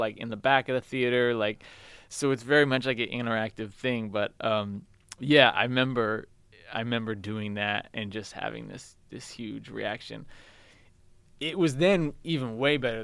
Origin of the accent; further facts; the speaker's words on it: San Francisco, California, United States; also born or lived in Malta / Chicago / New York / Brooklyn; I grew up in San Francisco